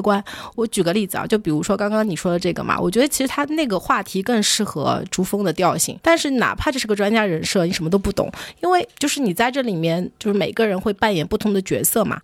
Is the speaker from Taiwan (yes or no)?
no; China; 我在中国长大